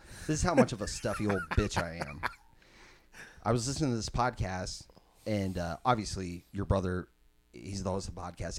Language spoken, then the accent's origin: English; Grand Island, Nebraska, United States; Brandon and I grew up in Grand Island